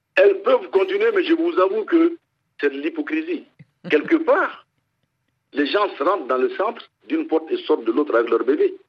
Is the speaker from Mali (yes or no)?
yes; Mali; chez nous au Mali